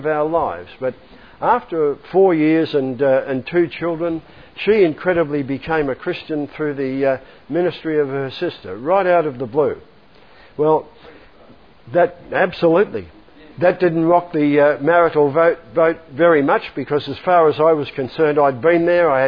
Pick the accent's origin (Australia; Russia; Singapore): Australia; Melbourne, Victoria; I grew up here in Melbourne